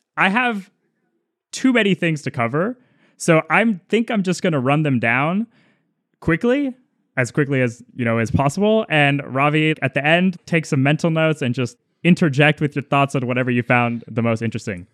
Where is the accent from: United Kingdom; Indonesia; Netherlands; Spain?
Spain; Madrid, Community of Madrid; moved away; I was born in Madrid